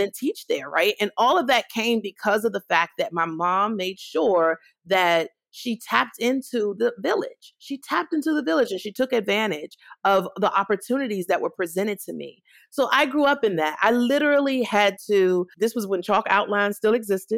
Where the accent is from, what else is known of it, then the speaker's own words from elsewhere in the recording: Washington, District of Columbia, United States; I grew up in Washington, D.C. in the 80s